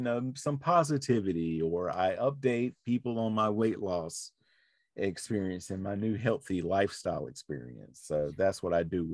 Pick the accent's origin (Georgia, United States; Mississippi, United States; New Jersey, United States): New Jersey, United States; I'm from New Jersey